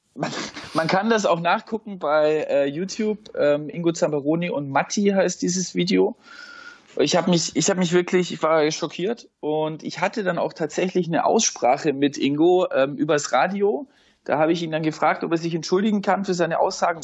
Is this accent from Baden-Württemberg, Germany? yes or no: yes; Schorndorf, Baden-Württemberg, Germany; also born or lived in Leutenbach; aufgewachsen im Umland von Stuttgart, heißt in Leutenbach und Schorndorf